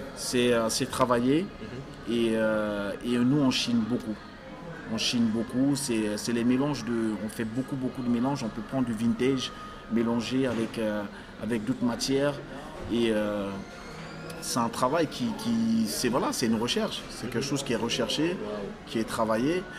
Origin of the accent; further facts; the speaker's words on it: France; also born or lived in Africa; je suis né en Afrique, j'ai grandi en France